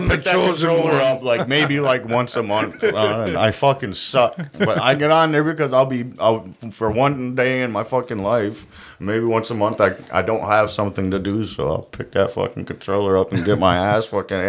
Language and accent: English; Syracuse, New York, United States; moved away; I grew up in Syracuse